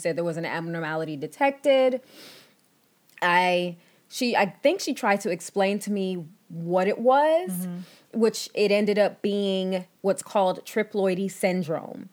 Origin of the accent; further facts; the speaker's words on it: Texas, United States; I was born and raised in Texas